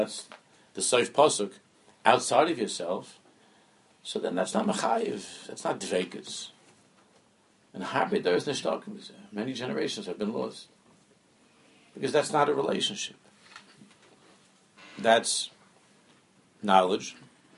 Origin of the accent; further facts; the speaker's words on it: New York City, New York, United States; also born or lived in Washington Heights; I'm from Queens